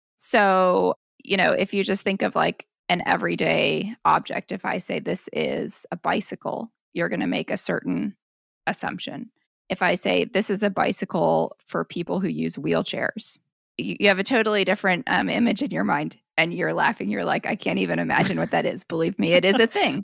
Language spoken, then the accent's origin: English; Portland, Oregon, United States; moved away as an adult; I moved back to my hometown, which is Portland, Oregon